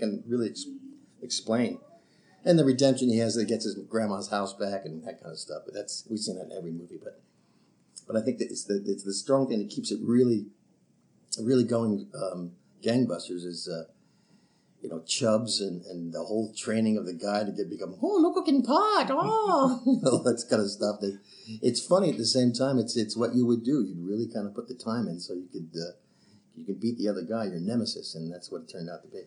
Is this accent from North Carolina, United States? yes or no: no; New York, United States; I'm from New York